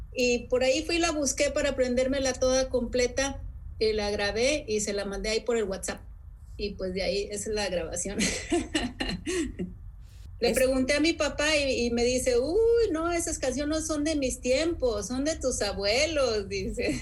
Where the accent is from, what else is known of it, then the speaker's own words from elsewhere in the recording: Sonora, Mexico; la gente con la que yo crecí, en Sonora